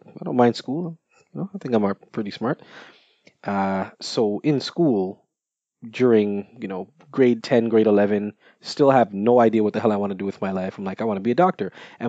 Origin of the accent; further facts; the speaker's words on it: Jamaica; I am Jamaican.